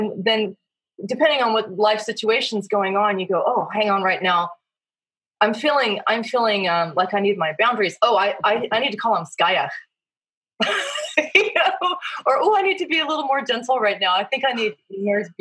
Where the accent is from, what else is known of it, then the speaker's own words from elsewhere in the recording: Virginia, United States; moved away; also born or lived in West Coast; I grew up in Virginia in the Blue Ridge Mountains